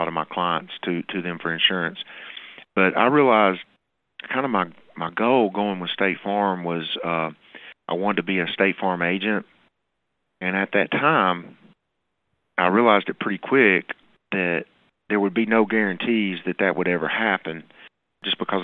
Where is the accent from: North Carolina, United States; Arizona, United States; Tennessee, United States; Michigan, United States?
Tennessee, United States; Murfreesboro; here in Murfreesboro, my hometown